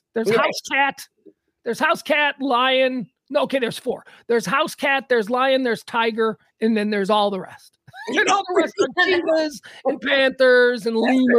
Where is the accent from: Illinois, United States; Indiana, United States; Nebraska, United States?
Illinois, United States; Chicago; I say that as a Chicagoan.